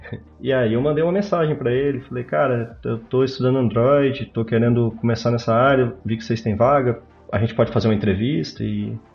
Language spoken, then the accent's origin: Portuguese; Marilândia, Espírito Santo, Brazil; now in Barcelona, Spain; Mas eu sou, eu sou de uma cidade do interior do Espírito Santo, de 10 mil habitantes, se chama Marilândia. E lá a cultura muito forte é cafeicultura.